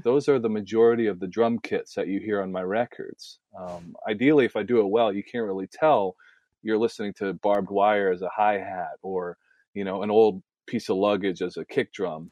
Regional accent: Nashville, Tennessee, United States; moved away; the music that I came from growing up in Nashville

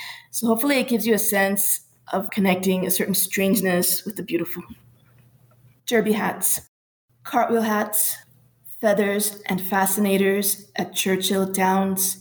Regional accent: Panama; also born or lived in Pittsburgh / Minneapolis; now in Phoenix, United States; I was born in Panama, and then I lived in Pittsburgh and Minneapolis before I came here to the Valley.

